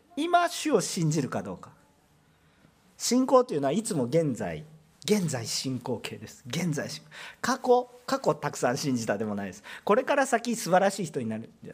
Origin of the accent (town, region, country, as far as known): Osaka, Japan